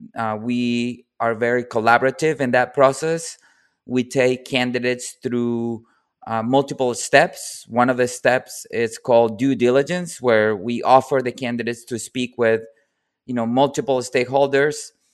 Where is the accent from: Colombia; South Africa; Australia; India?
Colombia; moved away